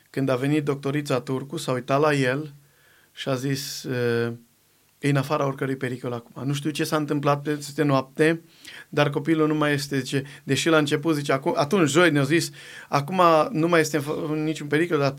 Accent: Găvoșdia, Timiș County, Romania; niște colegi de-ai mei cu care am crescut eu la Găvoșdia, de acolo de la casă

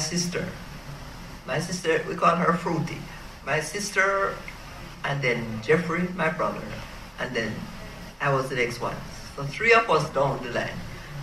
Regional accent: Roden Hall, Clarendon Parish, Jamaica; I am from the parish of Clarendon, a little place called Roden Hall

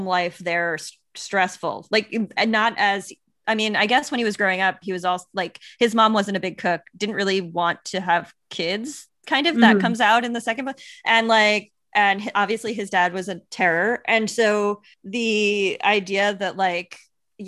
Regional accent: Long Island, New York, United States; I'm from Long Island

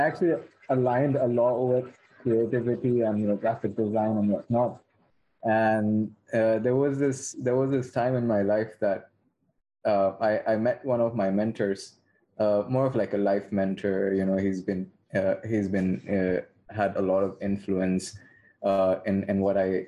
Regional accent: India; moved away; I'm originally from India

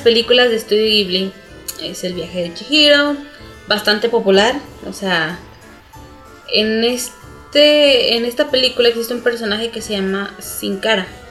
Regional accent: Mexico; los morritos de aquí de México

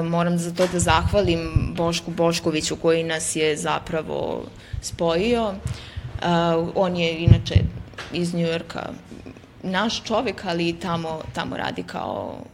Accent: Pristina, Kosovo; iz patrijarhalnog podneblja kao rođena sam u Prištini

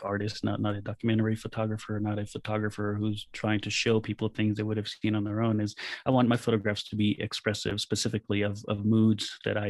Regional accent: Israel; moved away as an adult; also born or lived in California; when I grew up in Israel, the country was mostly empty, and I grew up in the fields

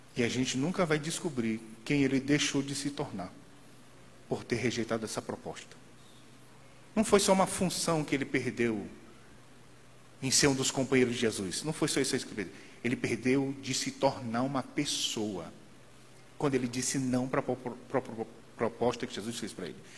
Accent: São Luís, Maranhão, Brazil; quando eu era pequeno, lá em São Luís

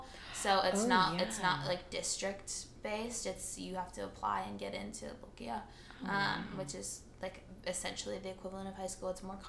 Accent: Espoo, Uusimaa, Finland; born there; I was born on a warm July afternoon. I was born in Espoo.

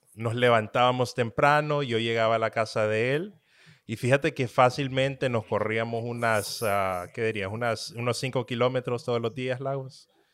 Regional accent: Honduras; moved away as an adult; also born or lived in Florida, United States; now in Dallas, United States; Yo vivo en Dallas, Texas. Soy originario de Honduras.

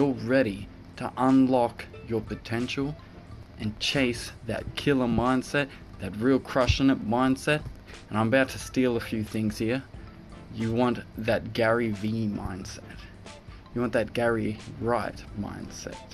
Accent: Cairns, Queensland, Australia; I'm from Cairns in Australia

